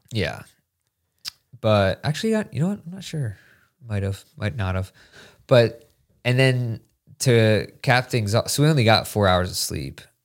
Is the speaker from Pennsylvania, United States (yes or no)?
yes; Hershey, Pennsylvania, United States; moved away; I grew up outside of Hershey